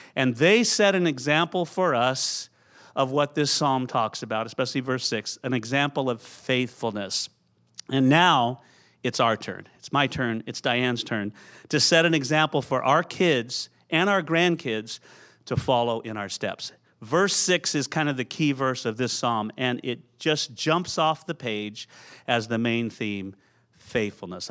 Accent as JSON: {"language": "English", "town": "San Jose", "region": "California", "country": "United States", "tie": "born or raised there", "also_born_or_lived": "Aptos, California", "moved": "as an adult", "lives_now": "Portland, United States", "said": "I grew up in Santa Clara, San Jose"}